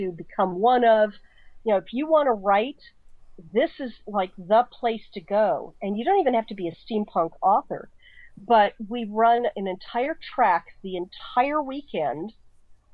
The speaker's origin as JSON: {"language": "English", "town": "Colorado Springs", "region": "Colorado", "country": "United States", "tie": "born or raised there", "moved": "yes", "lives_now": "San Francisco, United States", "said": "Colorado Springs, which is where I grew up"}